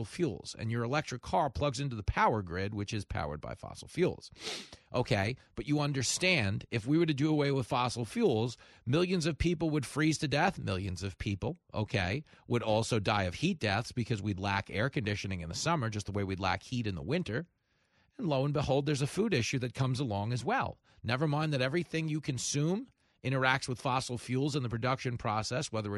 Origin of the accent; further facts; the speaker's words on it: New York, United States; growing up in New York, if someone wants to take you to the woods, they're killing you